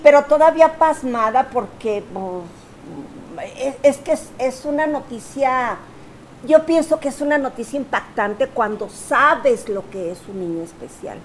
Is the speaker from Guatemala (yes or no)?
no; Torreón, Coahuila, Mexico; nosotros somos de Torreón